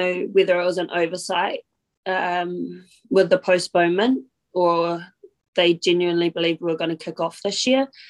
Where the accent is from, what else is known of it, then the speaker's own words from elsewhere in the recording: Feilding, Manawatū-Whanganui, New Zealand; moved away as an adult; also born or lived in Auckland; I'm a rugby girl from my hometown in Fielding